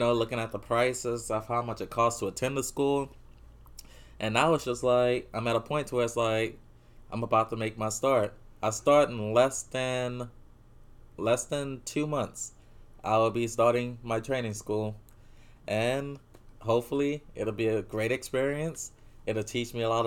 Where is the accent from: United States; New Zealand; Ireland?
United States; New Orleans, Louisiana; we're from New Orleans